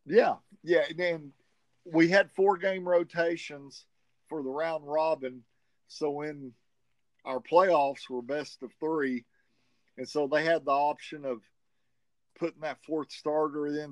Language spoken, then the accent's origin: English; the South, United States; accent: southern; with my southern accent